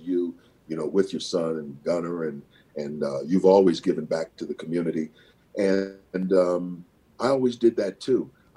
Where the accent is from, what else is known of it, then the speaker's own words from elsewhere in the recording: St. Paul, Minnesota, United States; moved away as an adult; also born or lived in San Diego / New York; Growing up in St. Paul, Minnesota in the 50s and 60s